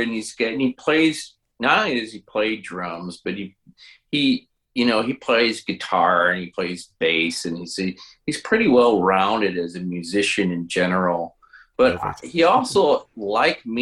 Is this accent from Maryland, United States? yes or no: no; Chicago, Illinois, United States; moved away as an adult; now in southern Illinois, United States; I'm originally from Chicago, but I've lived down here now for 7 years.